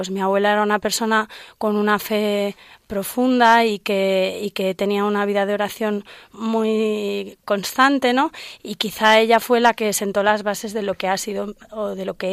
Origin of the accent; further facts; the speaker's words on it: Valladolid, Castile and León, Spain; now in Madrid, Spain; Soy de Valladolid, mis padres son de Valladolid, y mi padre es de León. Eh, tengo 37 años y llevo en Madrid ya muchos años trabajando y estudiando y haciendo lo que puedo.